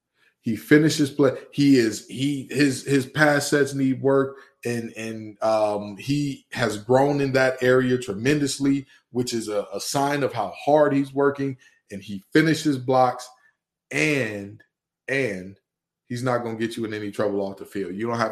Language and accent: English; Detroit, Michigan, United States; And mind you, I'm from Detroit, Michigan.